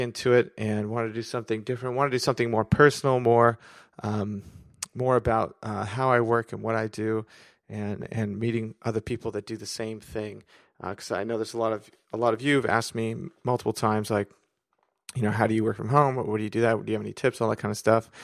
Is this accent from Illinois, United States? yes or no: no; San Diego, California, United States; moved away as an adult; now in Washington State, United States; right now I'm in Washington State, but really I'm from San Diego